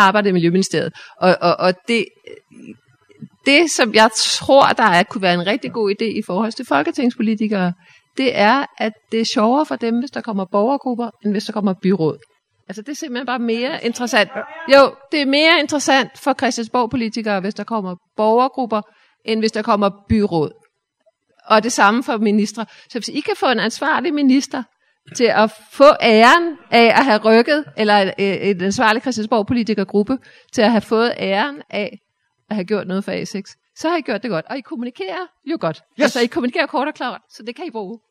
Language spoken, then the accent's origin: Danish; Humlebæk, Capital Region of Denmark, Denmark; Jeg kommer selv fra Humlebæk